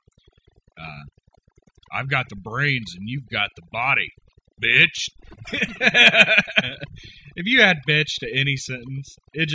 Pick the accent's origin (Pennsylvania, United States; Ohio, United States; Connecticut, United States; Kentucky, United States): Ohio, United States; we are from Ohio